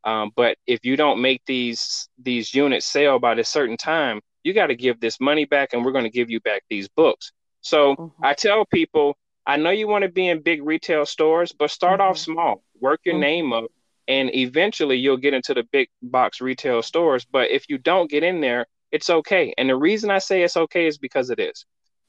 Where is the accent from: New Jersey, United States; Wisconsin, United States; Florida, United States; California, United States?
Florida, United States; now in Northwest Arkansas, United States; I came from Florida to Northwest Arkansas, where Walmart's headquarters is in Bentonville.